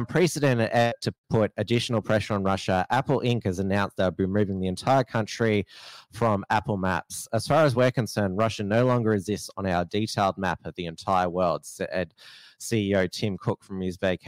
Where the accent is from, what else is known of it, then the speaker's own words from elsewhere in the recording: Australia; I'm an Australian living in Australia